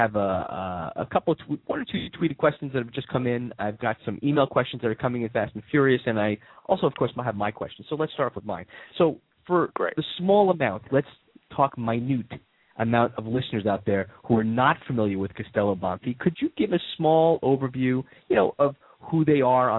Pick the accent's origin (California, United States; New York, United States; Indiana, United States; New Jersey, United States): New York, United States; when you were growing up in my home state of New York.